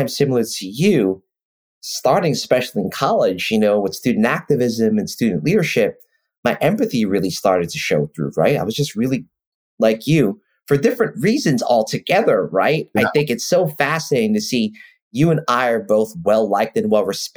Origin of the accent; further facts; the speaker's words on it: New York City, New York, United States; the way I grew up in New York City